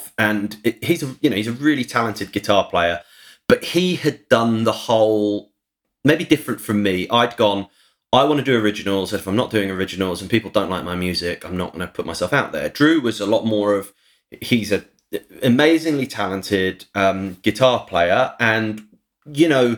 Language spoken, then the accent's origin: English; St Albans, East of England, United Kingdom; moved away; my hometown, St. Albans.